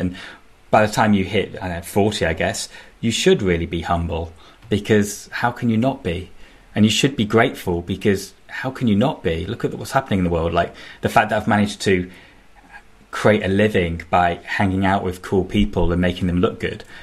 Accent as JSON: {"language": "English", "town": "Manchester", "region": "North West England", "country": "United Kingdom", "said": "I'm from Manchester"}